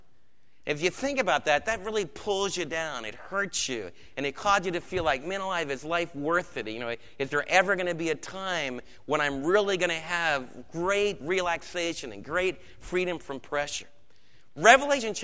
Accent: United States; for us as Americans

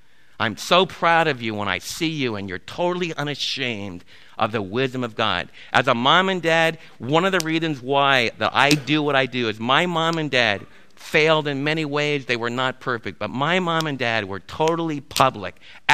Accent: East Coast, United States; I was raised in the East Coast

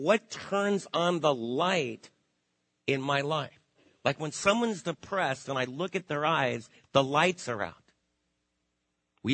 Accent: New York, United States; Macy's, close to where I was raised in New York

